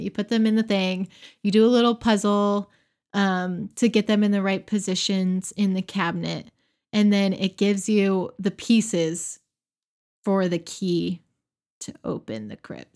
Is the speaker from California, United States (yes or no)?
no; Pensacola, Florida, United States; in my hometown, in Hannah's hometown of Pensacola, we have crews here